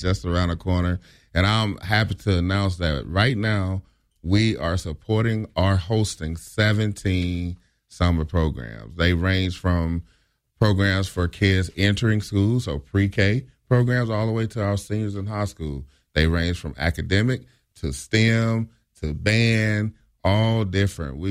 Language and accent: English; Mississippi, United States; now in Springfield, United States; I'm from Mississippi.